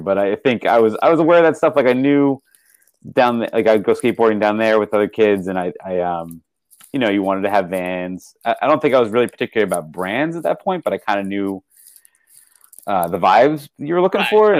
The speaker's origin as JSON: {"language": "English", "area": "west of Philadelphia", "region": "Pennsylvania", "country": "United States", "tie": "born or raised there", "moved": "as an adult", "lives_now": "Silver Spring, Maryland, United States", "said": "I grew up um, west of Philadelphia"}